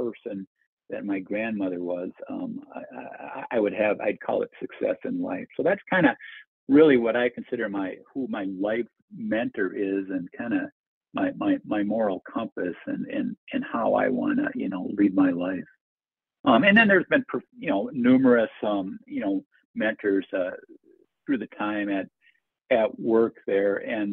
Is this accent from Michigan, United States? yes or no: no; Minnesota, United States; growing up in Minnesota